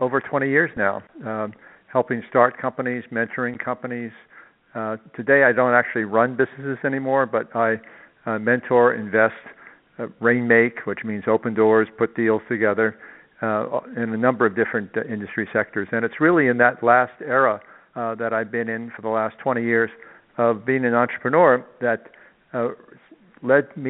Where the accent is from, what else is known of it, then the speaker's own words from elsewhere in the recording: New York City, New York, United States; also born or lived in Long Island; I was born and brought up in New York City, and I lived out on Long Island